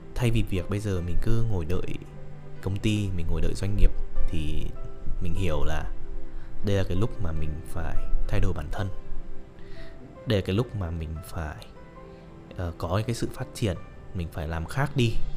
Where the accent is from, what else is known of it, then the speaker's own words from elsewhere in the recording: Hanoi, Vietnam; moved away as an adult; now in Ho Chi Minh City, Vietnam; sinh ra và lớn lên tại Hà Nội